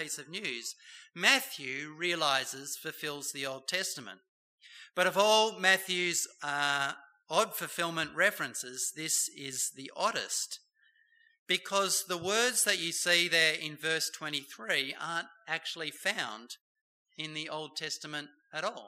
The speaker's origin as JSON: {"language": "English", "town": "Bowral", "region": "New South Wales", "country": "Australia", "tie": "born or raised there", "said": "Don Bradman came from my hometown, Bowral, New South Wales"}